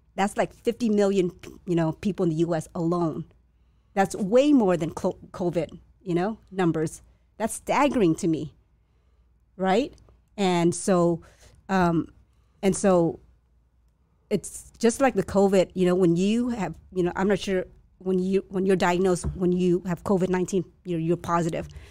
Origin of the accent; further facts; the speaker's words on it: La Puente, California, United States; first language Chinese; English is a second language; also born or lived in Vietnam / San Gabriel / Alhambra; I was raised in La Puente, yeah, and then moved, that's where I did my el-, elementary school